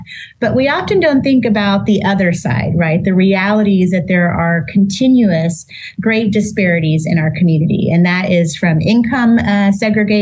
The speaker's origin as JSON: {"language": "English", "town": "Corpus Christi", "region": "Texas", "country": "United States", "moved": "as an adult", "lives_now": "San Antonio, United States", "said": "I'm originally from Corpus Christi"}